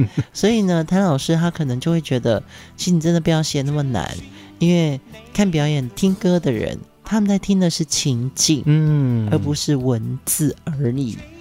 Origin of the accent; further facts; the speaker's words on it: Pingtung County, Taiwan; moved away; 屏东是我的家乡